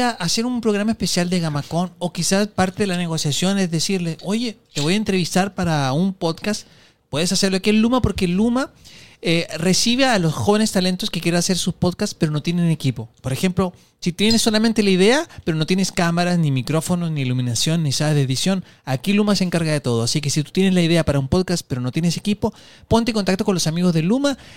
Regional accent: Peru; sí por eso, por eso, porque soy de Perú.

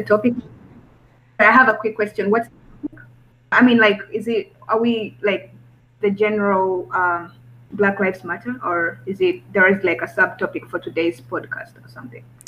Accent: Rwanda; moved away; I'm um, an student from uh, Rwanda, East Africa

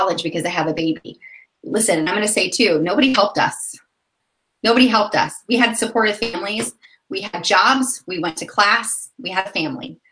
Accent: Florida, United States; now in Indiana, United States; I was born in Florida

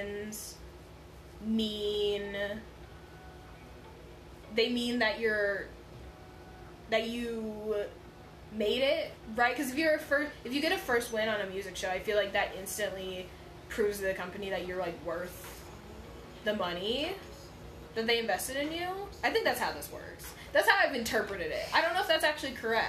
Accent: United States; I'm American

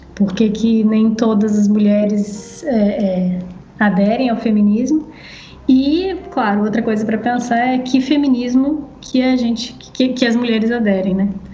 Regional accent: Brazil; a gente aqui no Brasil

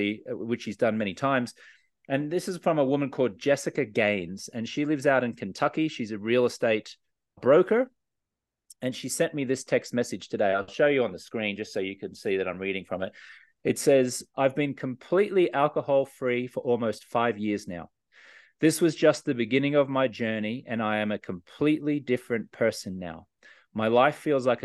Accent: Australia; I was a socially acceptable drinker for many years growing up in Australia

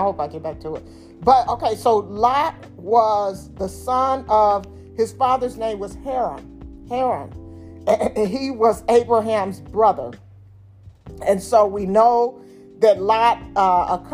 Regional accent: Detroit, Michigan, United States; I'm from Detroit

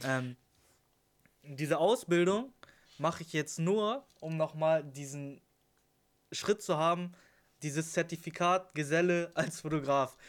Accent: Lüneburg, Lower Saxony, Germany; 21 Jahre alt, komme aus dem schönen Lüneburg

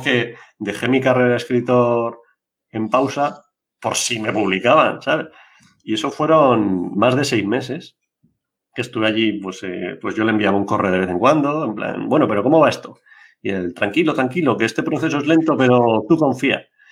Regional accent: Biscay, Basque Country, Spain; mi pueblo, allí en Vizcaya

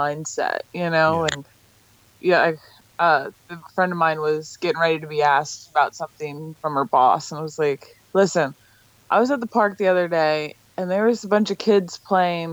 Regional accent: Ocala, Florida, United States; also born or lived in Miami; I grew up in Florida

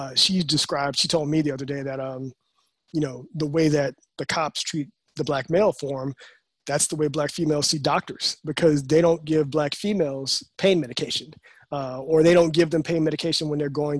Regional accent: the South, United States; I'm from the South

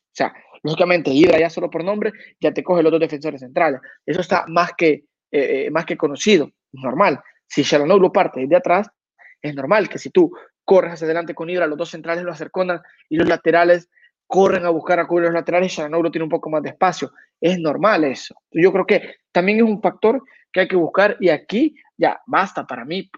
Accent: El Salvador; En mi país

